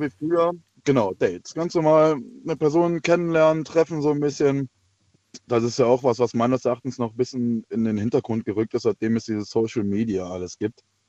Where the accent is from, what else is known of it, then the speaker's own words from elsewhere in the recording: Wittlich, Rhineland-Palatinate, Germany; ich komme aus der, ja, aus der Wittlicher Ecke, bei Trier